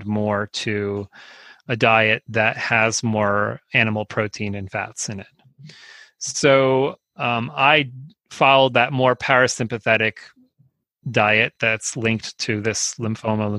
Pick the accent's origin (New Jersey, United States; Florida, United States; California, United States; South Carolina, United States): New Jersey, United States; Northeast; moved away; I grew up in Northeast New Jersey